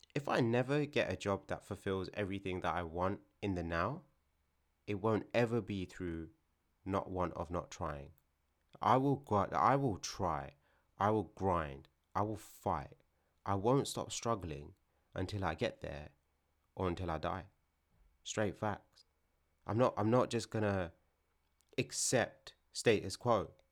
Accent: London, United Kingdom; where I'm from isn't London

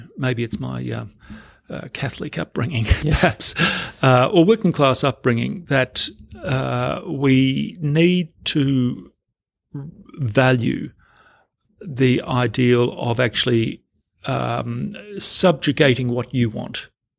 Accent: Victoria, Australia; My parents are working class people, and I came from Hazen Commission House in a small country town in Western Victoria

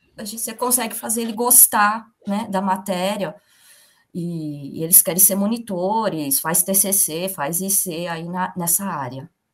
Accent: São Bernardo do Campo, São Paulo, Brazil; moved away as an adult; also born or lived in Campinas; A minha família, a gente é de São Bernardo do Campo

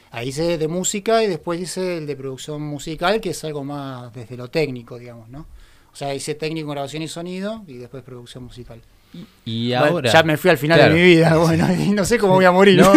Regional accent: Merlo, Buenos Aires Province, Argentina; also born or lived in Ituzaingó / Castelar; Nací en Buenos Aires. Eh, bien. en la ciudad de eh, Merlo. Después me mudé a Ituzaingó. Eh, y después ya me mudé a Castelar y ahí quedé

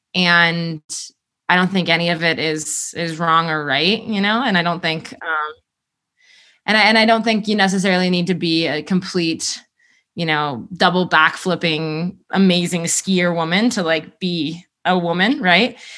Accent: Colorado Front Range, United States; I grew up on the Front Range

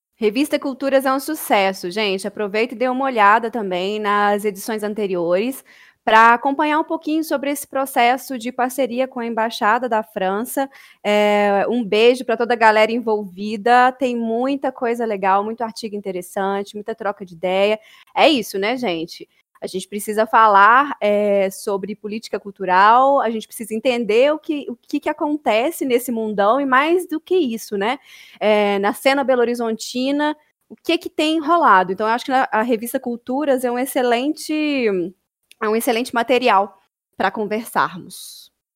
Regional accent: Brumadinho, Minas Gerais, Brazil; nascida e criada em Brumadinho, aqui pertinho de BH

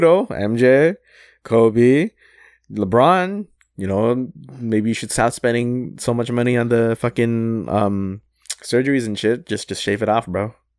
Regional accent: Toronto, Ontario, Canada; I'm from Toronto

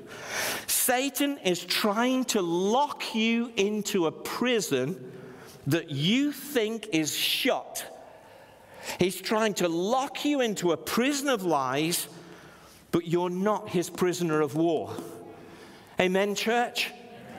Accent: Stoke-on-Trent, West Midlands, United Kingdom; I was from Stoke-on-Trent.

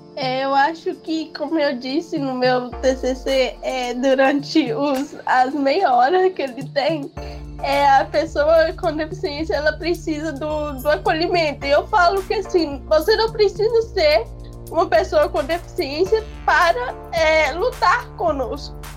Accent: Minas Gerais, Brazil; eu sou de Minas.

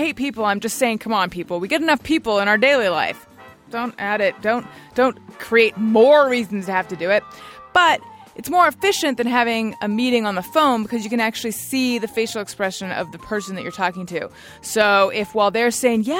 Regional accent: Orange County, California, United States; Gary and I grew up in Orange County

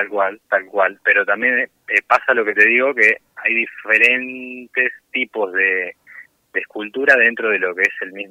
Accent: Pergamino, Buenos Aires Province, Argentina; de Pergamino, sí.

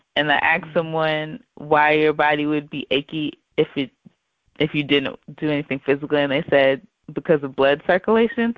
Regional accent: the South, United States; I grew up in the South. Um, you know, we grew up in in the southern state.

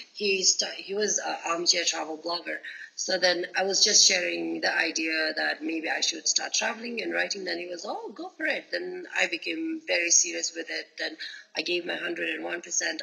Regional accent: Bhutan; I'm from Bhutan.

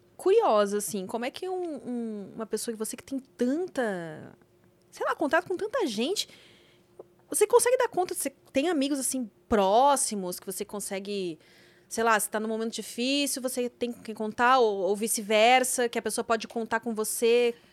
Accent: Rio Grande do Sul, Brazil; eu sou gaúcha

